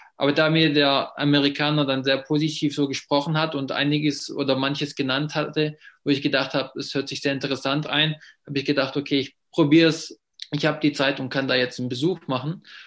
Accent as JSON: {"language": "German", "town": "Ravensburg", "region": "Baden-Württemberg", "country": "Germany", "first_language": "German", "said": "bin ich Muttersprache Deutsch und ich komme aus Ravensburg, das in der Nähe vom Bodensee ist"}